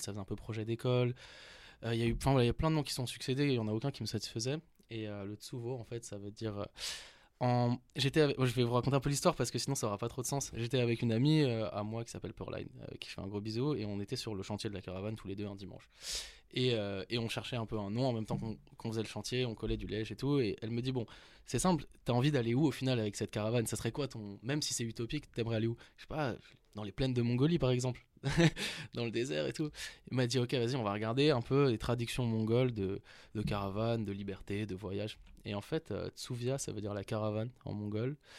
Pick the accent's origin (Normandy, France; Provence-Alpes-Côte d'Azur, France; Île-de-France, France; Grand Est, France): Île-de-France, France; Paris; Je viens de Paris, à Porte de Saint-Ouen